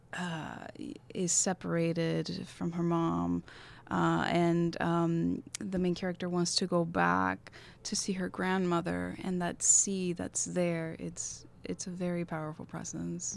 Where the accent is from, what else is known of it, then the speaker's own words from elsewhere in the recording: Havana, Cuba; we, we were both born and raised in Havana